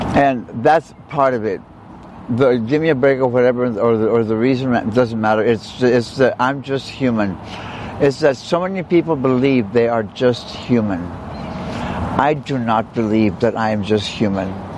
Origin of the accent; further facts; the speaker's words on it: South Texas, United States; moved away; I'm from South Texas. That's where I was born. That's where I was raised by my grandparents.